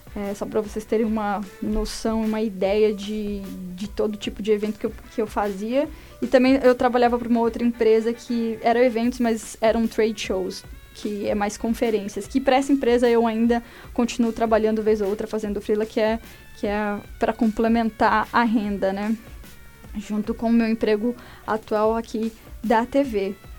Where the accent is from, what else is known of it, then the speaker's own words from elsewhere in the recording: São Paulo, Brazil; moved away as an adult; now in Toronto, Canada; eu sou de São Paulo, eu sou jornalista e moro aqui em Toronto há três anos e meio